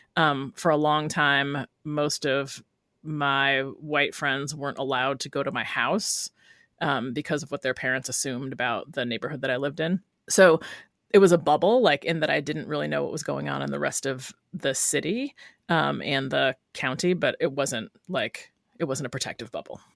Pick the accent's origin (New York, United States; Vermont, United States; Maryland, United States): New York, United States; Rochester; moved away as an adult; also born or lived in Brooklyn, New York; now in Oakland, United States; Originally from Rochester, New York, and then I lived in Brooklyn for seven years before I came to Oakland.